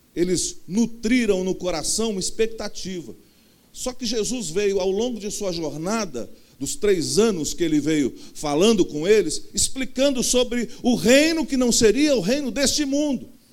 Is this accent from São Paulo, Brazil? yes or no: no; Rio de Janeiro, Brazil; accent: carioca; eu nasci no, no Rio de Janeiro mesmo, com esse jeito todo carioca que eu tenho